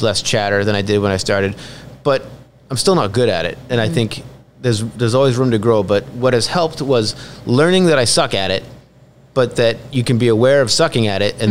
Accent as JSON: {"language": "English", "town": "Northborough", "region": "Massachusetts", "country": "United States", "tie": "born or raised there", "moved": "yes", "said": "I'm from Northborough, and okay. it, it's still a wonderful little town, but mm-hmm. it's gridlocked with traffic. When I was a kid, there was like one traffic light in the town."}